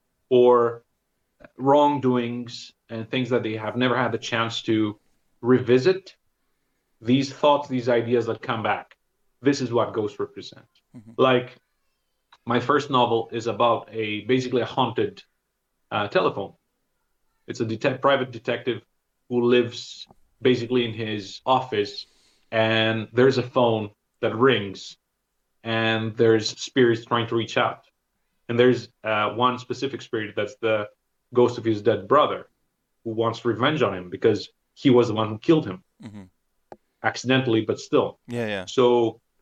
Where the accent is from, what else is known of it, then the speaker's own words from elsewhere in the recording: Greece; also born or lived in Thessaloniki; growing up in Greece